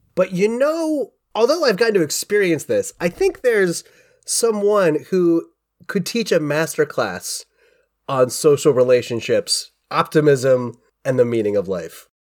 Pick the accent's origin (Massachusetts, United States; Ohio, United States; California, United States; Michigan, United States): Ohio, United States; Cincinnati; most of my youth was growing up in Cincinnati